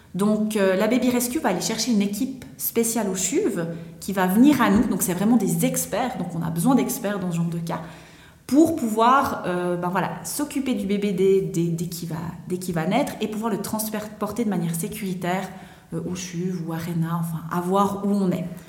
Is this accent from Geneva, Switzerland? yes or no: no; Vaud, Switzerland; also born or lived in London; je viens de la région du Gros-de-Vaud